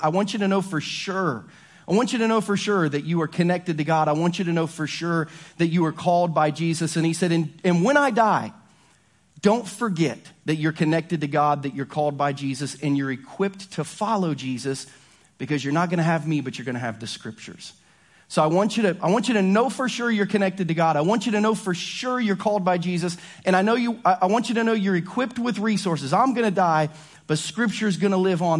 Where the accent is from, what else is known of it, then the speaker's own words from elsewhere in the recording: Ohio, United States; growing up in Ohio